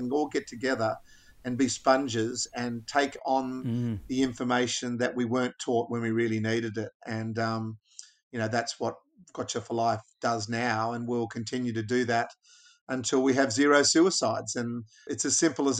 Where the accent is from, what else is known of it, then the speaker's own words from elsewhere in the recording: Australia; I love being an Australian male.